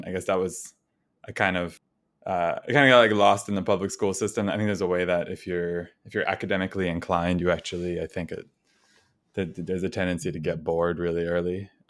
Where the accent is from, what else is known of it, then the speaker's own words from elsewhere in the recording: New Rochelle, New York, United States; I grew up in New Rochelle, which is a suburb of New York City.